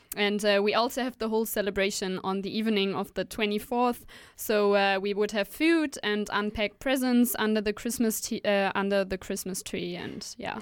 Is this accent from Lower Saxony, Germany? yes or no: yes; Hanover, Lower Saxony, Germany; now in Aarhus, Denmark; my hometown, which is Hanover